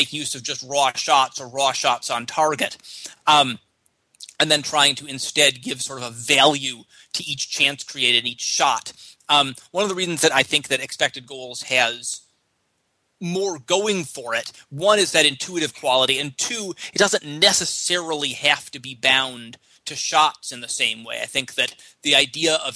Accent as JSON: {"language": "English", "country": "United States", "said": "I'm an American soccer fan"}